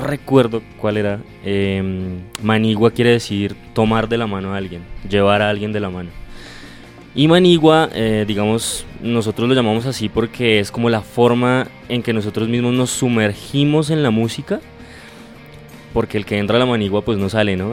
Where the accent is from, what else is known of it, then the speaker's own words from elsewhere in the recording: Cajicá, Cundinamarca, Colombia; nosotros somos de Cajicá